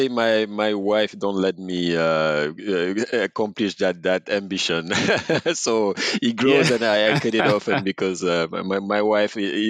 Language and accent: English; Senegal; Born and raised in Senegal.